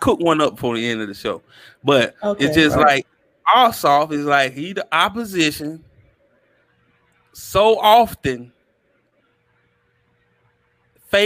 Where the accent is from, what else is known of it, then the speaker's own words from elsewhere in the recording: the South, United States; I'm from the South